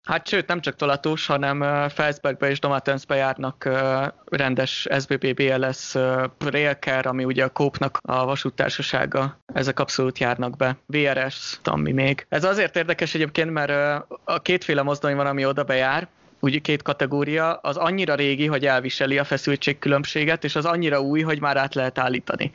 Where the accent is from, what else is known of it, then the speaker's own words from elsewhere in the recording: Hungary; now in Switzerland; mint magyar állampolgár